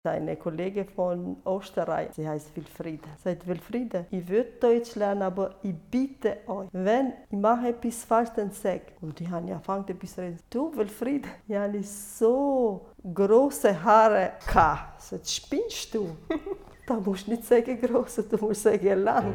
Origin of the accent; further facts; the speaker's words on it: Kosovo; German is a second language; moved away as an adult; now in Switzerland; Ich bin in Kosovo geboren und dann bin ich 21 Jahre in Kosovo